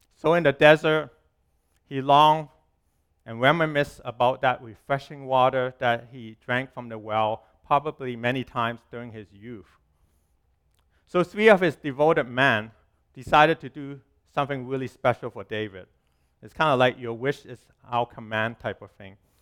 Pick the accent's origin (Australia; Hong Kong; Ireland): Hong Kong; moved away; When I was growing up in Hong Kong, when I was little